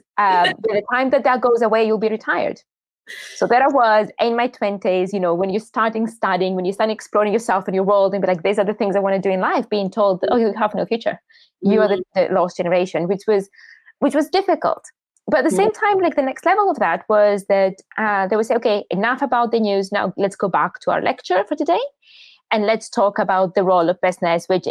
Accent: Greece; And I grew up in Greece

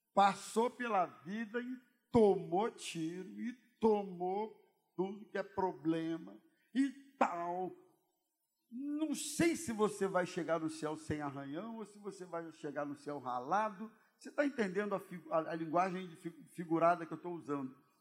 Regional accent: Brazil; como bom brasileiro

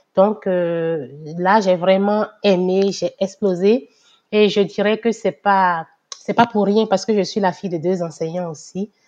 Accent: Benin; moved away as an adult; now in Canada; je suis née, j'ai grandi au Bénin

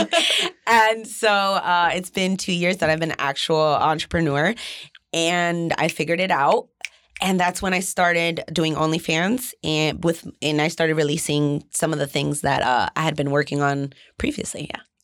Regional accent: Jersey City, New Jersey, United States; I'm from Jersey City

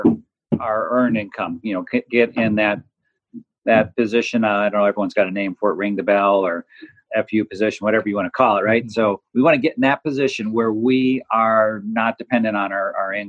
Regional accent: Chicago, Illinois, United States; I grew up in Chicago, and I'm a product of a blue collar Midwestern

